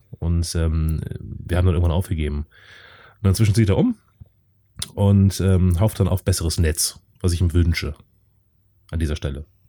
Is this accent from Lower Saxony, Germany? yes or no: no; North Rhine-Westphalia, Germany; ich komme auch aus NRW, allerdings aus einem anderen Teil von NRW als der Chris.